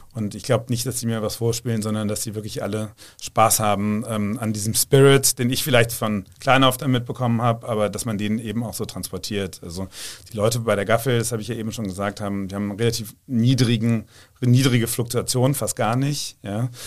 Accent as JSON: {"language": "German", "region": "Rhineland", "country": "Germany", "said": "ich bin da auch als Rheinländer"}